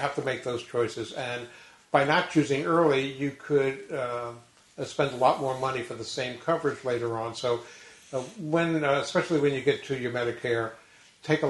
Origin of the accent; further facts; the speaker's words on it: New York, United States; when I was growing up in New York